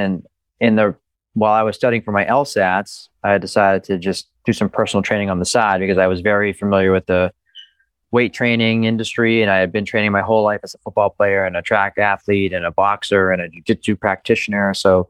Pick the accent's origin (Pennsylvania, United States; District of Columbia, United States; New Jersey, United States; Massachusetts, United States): Massachusetts, United States; Easton; born there; So yeah, I was born in Easton. Easton. On Cranberry Lane, right by the Cranberry Bogs.